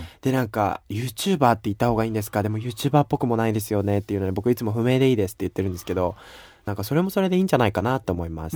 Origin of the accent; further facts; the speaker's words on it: Japan; now in United States; 私は日本人で日本で生まれた